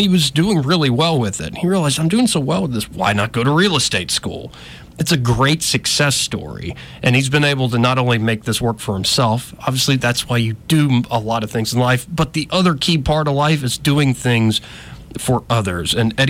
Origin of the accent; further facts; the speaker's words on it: Montgomery, Alabama, United States; Like, we're two Alabama boys here. I'm born and raised in Montgomery, too.